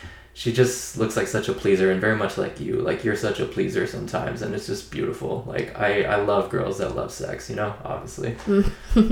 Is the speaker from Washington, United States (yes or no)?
yes; Seattle, Washington, United States; we're from Seattle, so we're Seahawks fans